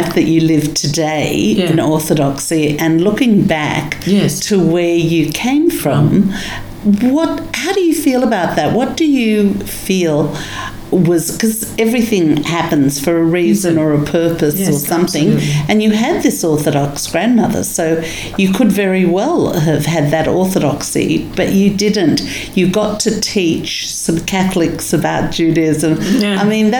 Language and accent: English; Russia; We were never religious. Yes. But we came from Russia.